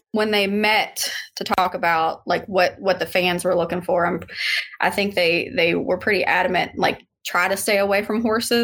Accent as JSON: {"language": "English", "town": "Louisville", "region": "Kentucky", "country": "United States", "tie": "born or raised there", "said": "I was born here, so I guess you can't get any more accurate than how I say it. But I say it Louisville."}